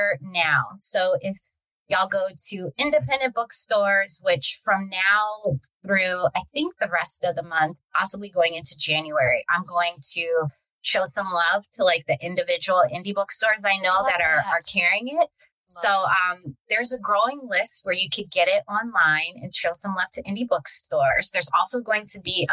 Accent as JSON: {"language": "English", "town": "Baltimore", "region": "Maryland", "country": "United States", "said": "I'm from Baltimore"}